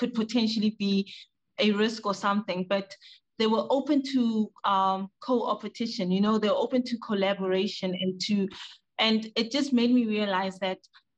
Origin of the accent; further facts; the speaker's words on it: South Africa; moved away as an adult; now in Ghana; I was born, raised, educated, and started my career in South Africa